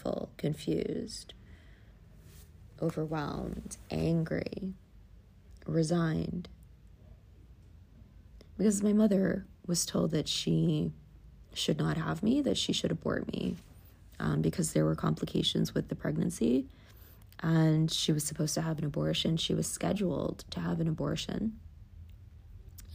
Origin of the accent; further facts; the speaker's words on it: New York City, New York, United States; We grew up in the Bronx, you know. The Bronx was not an easy life